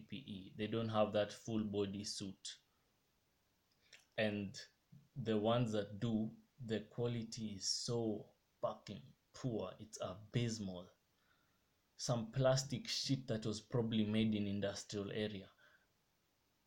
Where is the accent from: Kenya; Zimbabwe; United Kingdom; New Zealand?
Kenya; I love my country. I love being Kenyan